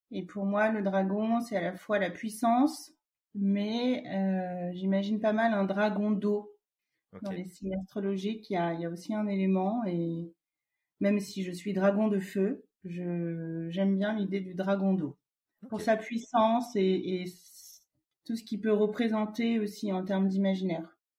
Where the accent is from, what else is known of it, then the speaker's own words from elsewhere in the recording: Vietnam; je suis originaire du Vietnam